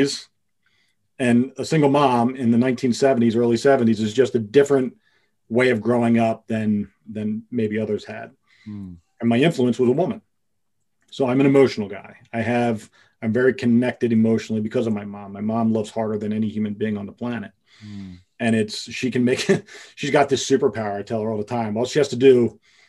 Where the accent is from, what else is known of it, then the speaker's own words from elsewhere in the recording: Pottstown, Pennsylvania, United States; growing up on the East Coast, in a suburb, in a little city outside of Philadelphia called Pottstown